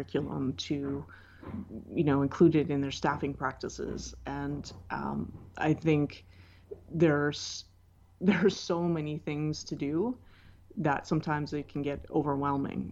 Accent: Canada; I'm Canadian

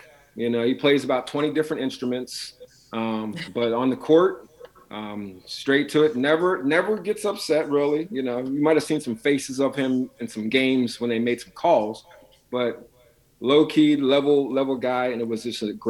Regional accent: Altoona, Pennsylvania, United States; moved away as an adult; also born or lived in Minnesota; At the time, I was back in my hometown of Altoona, Pennsylvania.

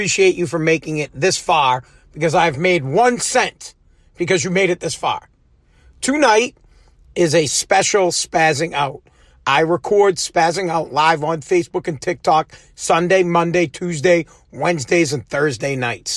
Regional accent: New England, United States; proud to be from New England

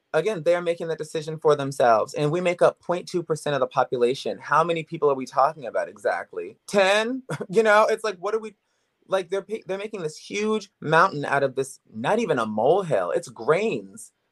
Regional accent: Woodbridge, Virginia, United States; also born or lived in New York City / Miami; now in Los Angeles, United States; I am from Woodbridge, Virginia originally, but I've lived in New York City, I've lived in Miami, I've lived in L A, I've lived in L A for nine years

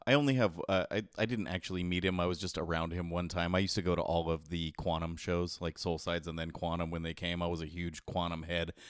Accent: San Jose, California, United States; I'm from San Jose

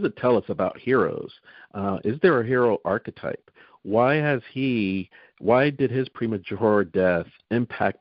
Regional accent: New Jersey, United States; I'm from New Jersey, so I'm from South Jersey

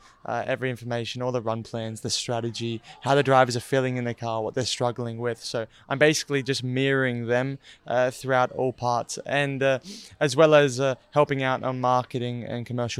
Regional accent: Australia; I'm Australian.

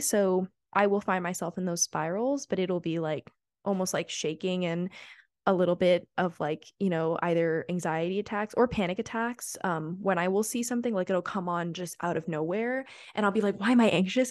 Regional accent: New York City, New York, United States; moved away as an adult; I'm from New York City

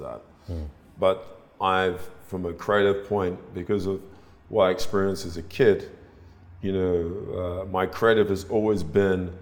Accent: London, United Kingdom; I was brought up in North London

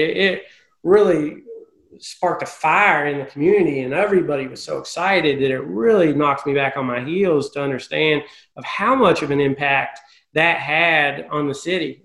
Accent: Tennessee, United States; moved away as an adult; now in Charlotte, United States; I'm originally from Tennessee

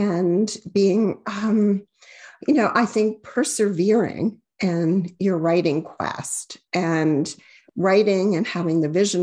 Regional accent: Amherst, Massachusetts, United States; I grew up in Amherst, Massachusetts, and it was, you know, a university town

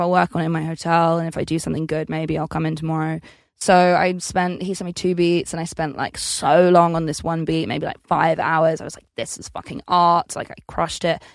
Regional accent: Essex, East of England, United Kingdom; I'm from Essex

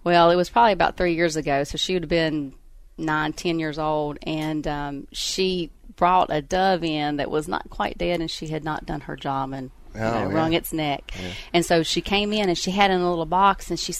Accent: Rural Retreat, Virginia, United States; I grew up in the southwestern tip of Virginia in a little town called Rural Retreat

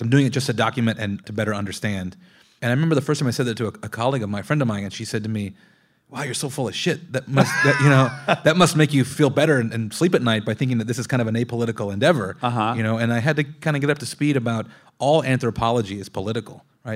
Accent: Long Beach, California, United States; also born or lived in South Texas; Growing up in Long Beach

